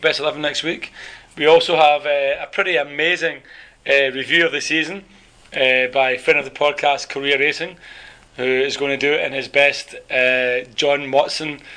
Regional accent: Scotland, United Kingdom; now in South Korea; I'm the Scottish one.

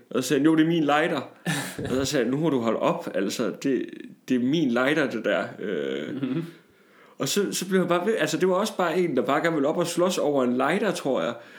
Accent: Tarm, Central Denmark Region, Denmark; moved away; hjemme fra, fra Tarm, hvor jeg kommer fra

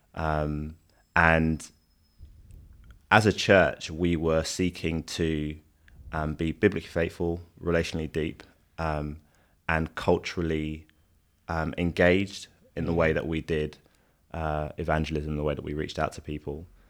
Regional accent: London, United Kingdom; I'm Nigerian Londoner

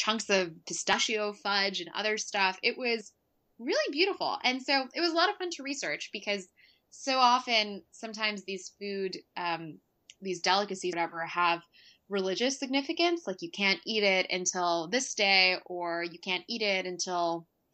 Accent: Atlanta, Georgia, United States; I'm from Atlanta

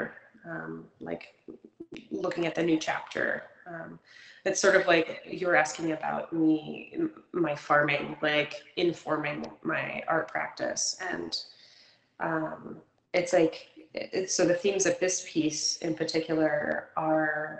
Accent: Kentucky, United States; also born or lived in New England; now in Florence, United States; I'm actually originally from Kentucky

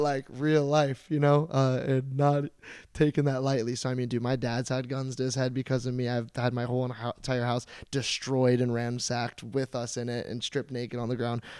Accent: St. Petersburg, Florida, United States; Saint Petersburg, Florida

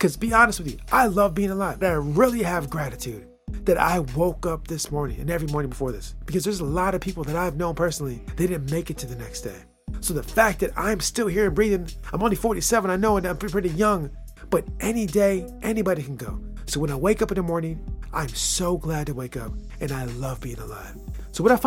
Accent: United States; My home country, my homeland, America

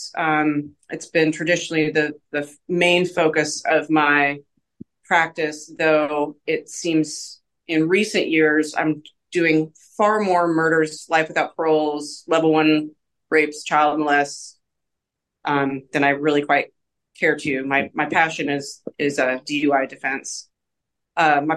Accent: Seattle, Washington, United States; moved away as an adult; also born or lived in North Carolina; now in Evansville, United States; I'm originally from the Seattle area

